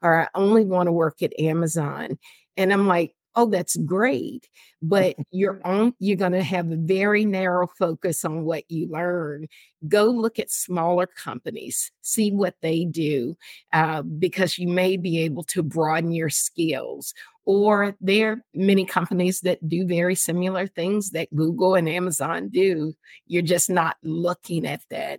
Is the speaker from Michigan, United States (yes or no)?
no; North Carolina, United States; also born or lived in California; now in San Diego, United States; I was born and raised in North Carolina